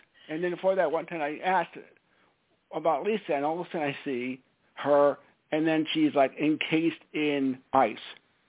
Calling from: Stamford, Connecticut, United States; It's … from Stamford, Connecticut.

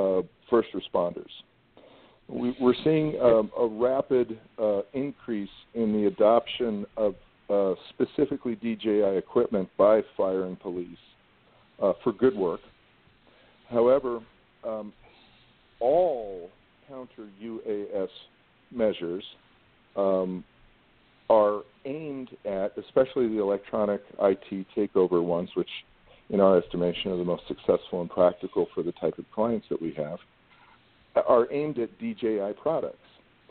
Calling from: Los Angeles, California, United States; I'm speaking from Los Angeles, so I have to say that.

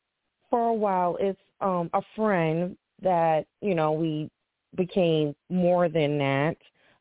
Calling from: Boston, Massachusetts, United States; I'm from Boston, Massachusetts.

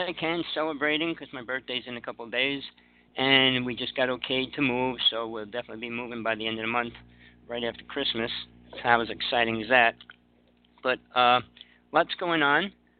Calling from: Big Island of Hawaii, United States; I'm calling from the Big Island of Hawaii. I'm living in KL now, moving out in a couple weeks

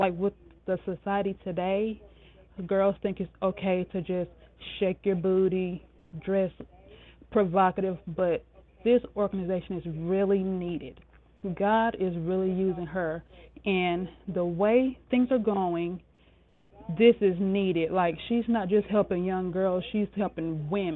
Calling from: Spartanburg, South Carolina, United States; I'm calling from Spartanburg, South Carolina

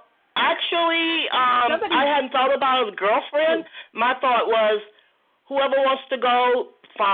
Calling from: Georgia, United States; I'm calling from Georgia.

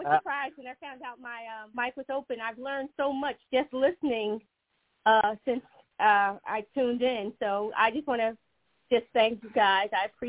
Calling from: Maryland, United States; I'm calling from Maryland. And … played on the team.

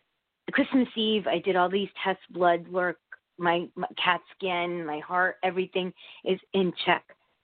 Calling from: Connecticut, United States; I'm from Connecticut.

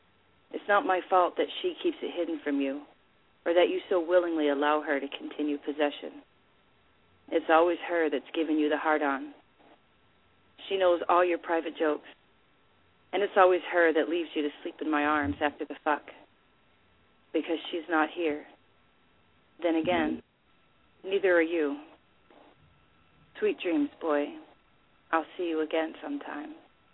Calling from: Milwaukee, Wisconsin, United States; Wisconsin, Milwaukee.

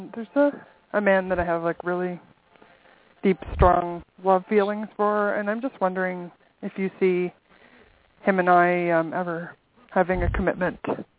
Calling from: near Ottawa, Ontario, Canada

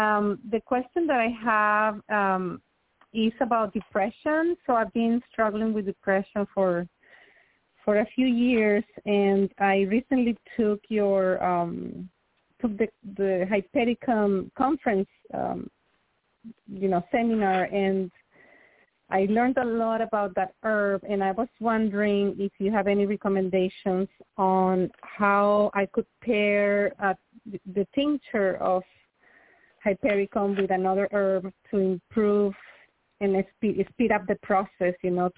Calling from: Houston, Texas, United States; I'm calling from Houston, Texas.

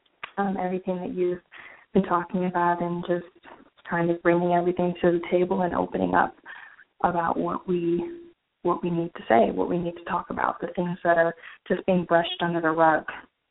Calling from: New York, United States; I'm calling from New York.

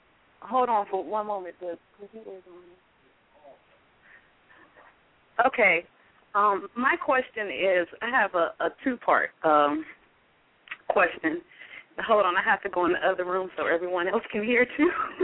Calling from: Clarksville, United States; I'm calling from Clarksville.

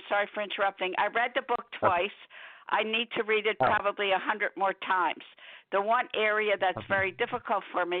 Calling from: Philadelphia, Pennsylvania, United States; I'm calling from Philadelphia.

